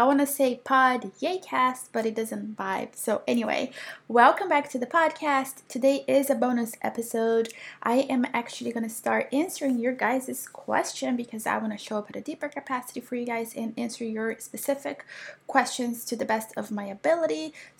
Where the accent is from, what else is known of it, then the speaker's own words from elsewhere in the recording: Brazil; moved away; So Philippa, you guys, she lives in Spain and I'm actually moving to Portugal. Yeah, I'm so excited. So I'm originally from Brazil, and my husband is from Italy. So, and I have been wanting to live in Europe for almost a decade now.